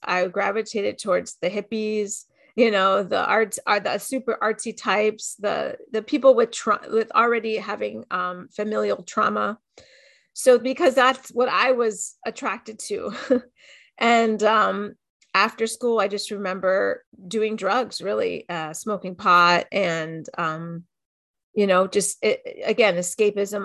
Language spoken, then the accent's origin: English; Miami, Florida, United States; I grew up in Miami, in a pretty w-, well-to-do area